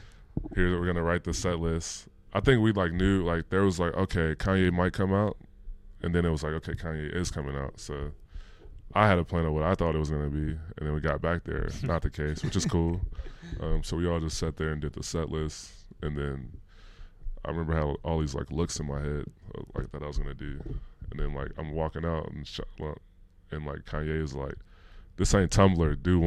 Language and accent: English; Bellwood, Illinois, United States; also born or lived in Los Angeles; West burbs. So like Bellwood, Maywood area.